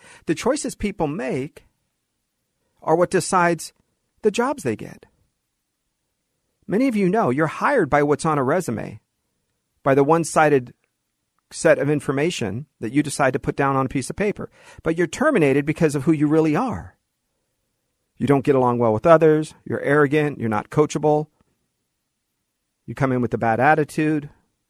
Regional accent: Los Angeles, California, United States; born there; That I was born in Los Angeles.

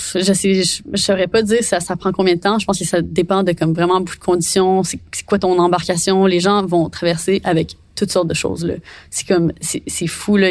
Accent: Quebec, Canada; je suis québécoise

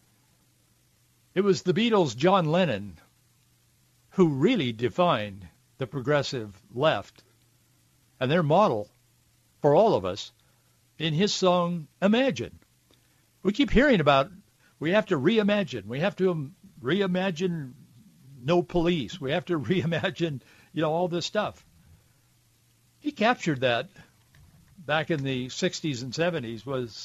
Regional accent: Yakima, Washington, United States; I grew up, you know, as you know, if you listen, on an orchard in Central Oregon, I mean, Central Washington. What do I know? Born and raised in Yakima

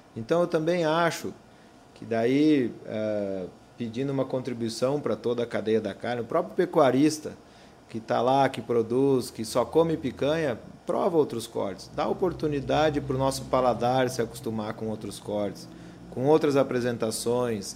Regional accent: Campo Grande, Mato Grosso do Sul, Brazil; also born or lived in Porto Alegre; now in Campo Grande, Brazil; Nasci aqui em Campo Grande

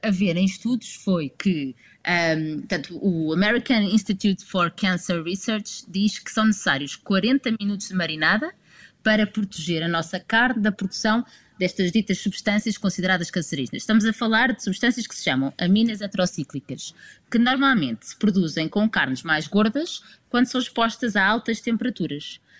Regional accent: Lisbon, Portugal; eu sou alfacinha

